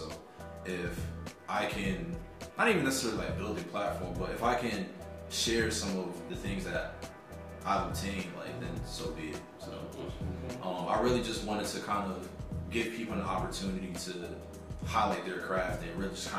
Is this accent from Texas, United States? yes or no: no; Paterson, New Jersey, United States; also born or lived in Fayetteville / Virginia Beach / Norfolk; Originally, I'm from Paterson, New Jersey, and was born and raised. I've bounced around a lot, just moving up and down the East Coast